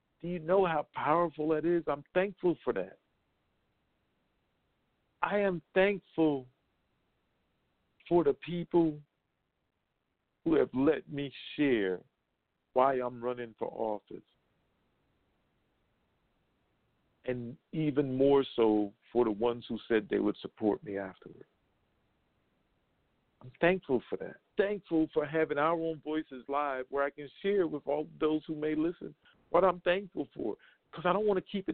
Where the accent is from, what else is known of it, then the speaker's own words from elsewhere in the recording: United States; being born in this country as an American citizen